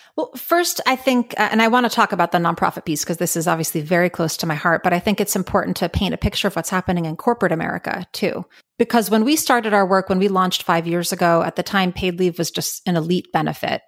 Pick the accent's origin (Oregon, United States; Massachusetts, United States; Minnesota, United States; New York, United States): New York, United States; New York City; moved away as an adult; now in California, United States; I grew up in New York City, uh, born and raised in Manhattan